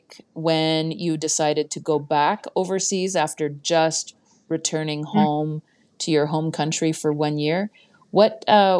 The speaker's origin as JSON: {"language": "English", "country": "Canada", "said": "being Canadian myself"}